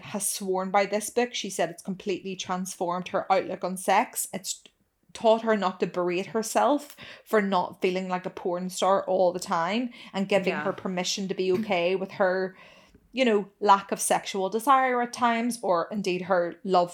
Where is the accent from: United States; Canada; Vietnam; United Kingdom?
United Kingdom; I'm truly British